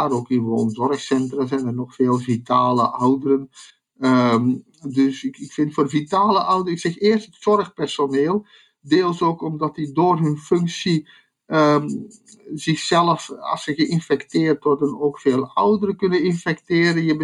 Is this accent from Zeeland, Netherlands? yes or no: yes; Zeeland, Netherlands; bovendien zijn wij Zeeuws-Vlamingen. Dat is zo, een Zeeuws-Vlaming, dat is het, uh, het algemene gemiddelde tussen België en Nederland.